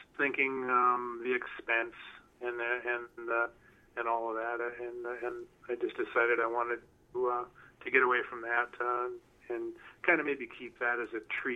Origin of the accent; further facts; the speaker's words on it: southern Minnesota, United States; also born or lived in North Carolina / Massachusetts; I was born and raised in southern Minnesota